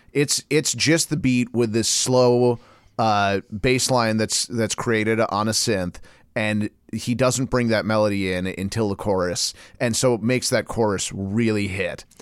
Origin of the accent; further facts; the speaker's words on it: Portland, United States; I'm from Portland